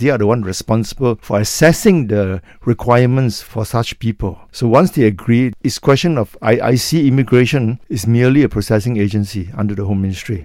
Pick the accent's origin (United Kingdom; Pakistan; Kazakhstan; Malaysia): Malaysia; as a Malaysian race